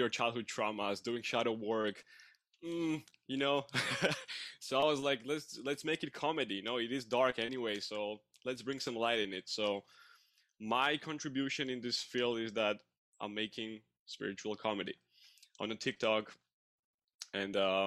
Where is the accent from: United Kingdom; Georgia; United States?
Georgia; English is a second language; now in Canada; I'm from Georgia, but I live in Canada. So English is my second language.